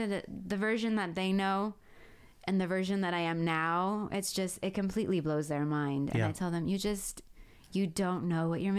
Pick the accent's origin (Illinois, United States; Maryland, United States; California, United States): California, United States; moved away as an adult; now in Mitchell County, United States; And when I tell my friends that I have back home, you know, California, I don't even consider it home anymore. And I feel like I've become more of a Mitchell-countian.